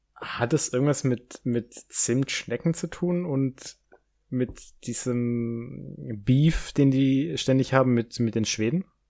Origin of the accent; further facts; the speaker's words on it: Baden-Württemberg, Germany; da, wo ich herkomme, so Baden-Württemberg